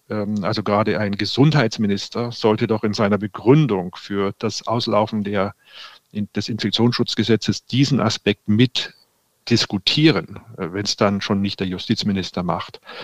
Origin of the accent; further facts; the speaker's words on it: Cologne, North Rhine-Westphalia, Germany; wir als Kölner